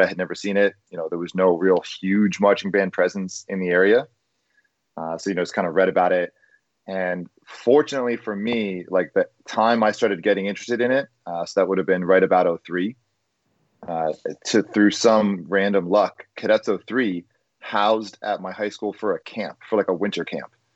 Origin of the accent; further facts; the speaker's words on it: New Jersey, United States; Allentown wasn't too far away from where I grew up in New Jersey